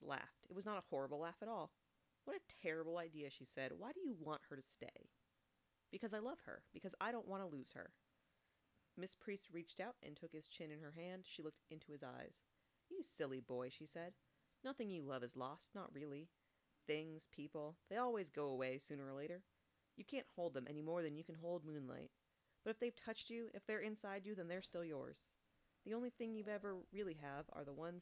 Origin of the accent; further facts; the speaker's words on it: California, United States; I'm from California.